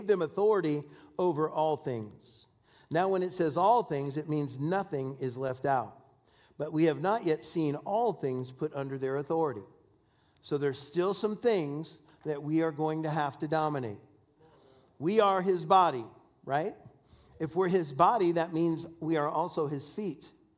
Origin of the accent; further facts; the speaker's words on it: Washington, United States; I'm from Washington State